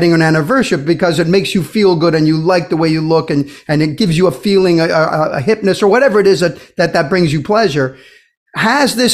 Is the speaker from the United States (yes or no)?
no; Brazil; moved away; when I was growing up in Brazil